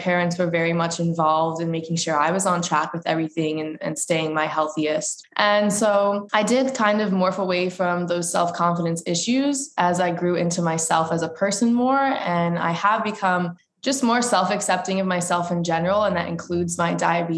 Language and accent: English; Pennington, New Jersey, United States; I am from Pennington, New Jersey